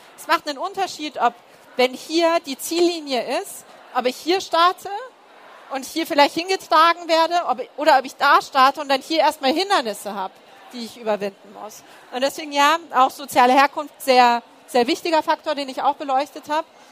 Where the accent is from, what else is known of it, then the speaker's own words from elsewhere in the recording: Munich, Bavaria, Germany; Du antwortest aus München und dann kommt, aber eigentlich, eigentlich. Und du sagst ja aus dem Münchner Westen, Westen